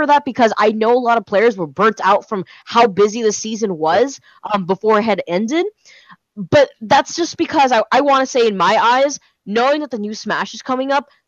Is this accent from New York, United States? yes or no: no; Miami, Florida, United States; I am from Miami